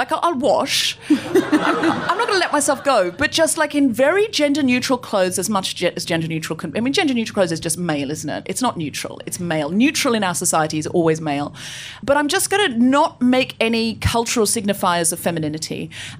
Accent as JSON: {"language": "English", "town": "Gold Coast", "region": "Queensland", "country": "Australia", "tie": "born or raised there", "said": "I grew up on the Gold Coast. I know I don't sound especially Australian, but I read a lot of Enid Blyton as a child, and I picked up the accent from the books."}